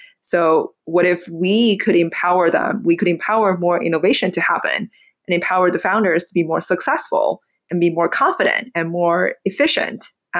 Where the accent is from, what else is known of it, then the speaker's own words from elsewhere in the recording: Beijing, China; English is a second language; moved away as an adult; now in United States; I was born in Beijing, Beijing, China.